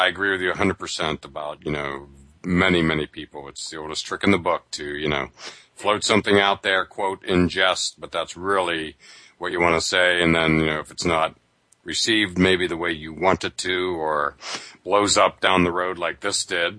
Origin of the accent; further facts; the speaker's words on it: Northeast, United States; I'm from the Northeast